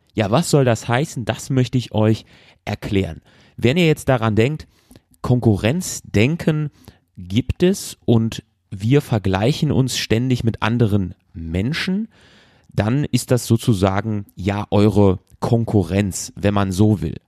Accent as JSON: {"language": "German", "country": "Germany", "said": "bei uns zu Hause in Deutschland"}